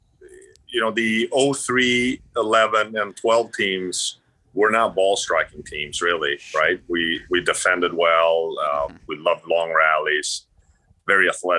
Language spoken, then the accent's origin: English; Sweden; moved away; also born or lived in Florida; I grew up in Sweden.